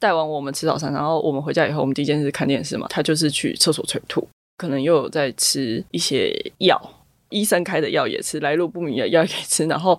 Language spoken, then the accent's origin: Chinese; Zhonghe, New Taipei, Taiwan; 对，我们住在中和南势角，然后爸爸就会开车带我们去新店深坑老街吃臭豆腐。